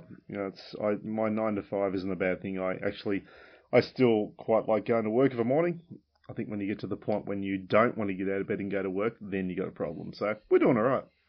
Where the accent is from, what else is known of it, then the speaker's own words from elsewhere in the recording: Launceston, Penguin, Tasmania, Australia; I moved from Launceston to Penguin